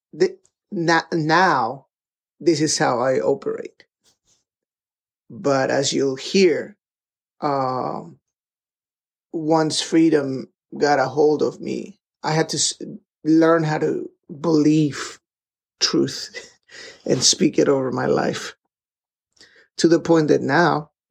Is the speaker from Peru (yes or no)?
yes; Peru; moved away; I grew up in Peru, and my dad was a faculty, was part of the seminary department out there in the Peruvian university